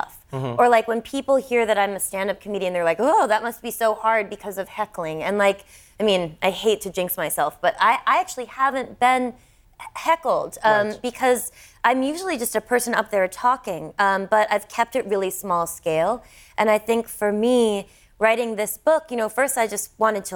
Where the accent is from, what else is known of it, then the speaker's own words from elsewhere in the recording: United States; me as an American